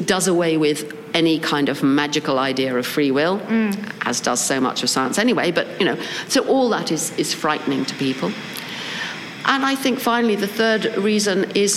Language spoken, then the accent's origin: English; England, United Kingdom; as you can tell from my voice, I come from England